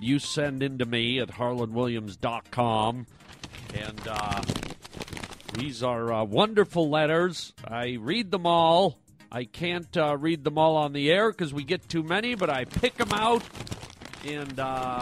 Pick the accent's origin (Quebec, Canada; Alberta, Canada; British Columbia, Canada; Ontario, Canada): Ontario, Canada; Toronto; moved away; Toronto, my hometown